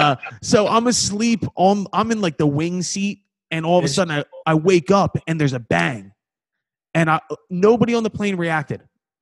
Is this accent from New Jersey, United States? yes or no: no; Philadelphia, Pennsylvania, United States; accent: Philly; I'm from Philly.